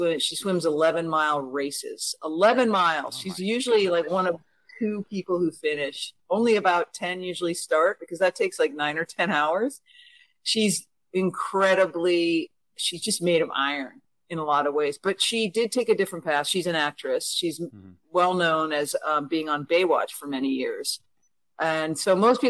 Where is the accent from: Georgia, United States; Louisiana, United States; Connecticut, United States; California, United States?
Connecticut, United States; I consider my hometown to be a tiny rural town in Connecticut